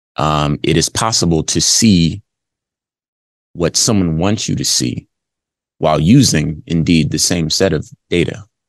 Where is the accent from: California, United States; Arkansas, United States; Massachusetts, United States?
California, United States; Los Angeles; moved away as an adult; also born or lived in Arizona; southern california los angeles is where i grew up